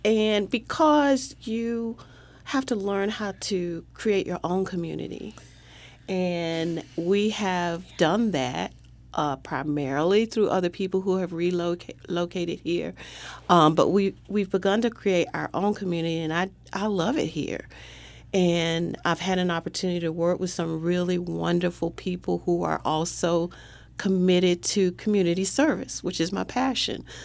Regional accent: Raleigh, North Carolina, United States; I grew up in Raleigh, so we all lived on the same side of town.

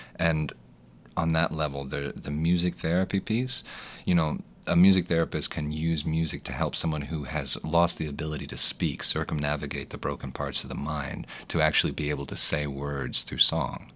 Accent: Little Rock, Arkansas, United States; moved away as an adult; also born or lived in Los Angeles; Born and raised in Little Rock.

